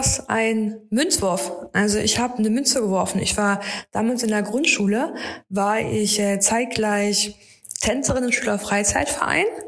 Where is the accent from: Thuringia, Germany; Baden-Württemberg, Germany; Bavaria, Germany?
Thuringia, Germany; Erfurt; ich liebe meine Heimatstadt, ich bin total gerne in Erfurt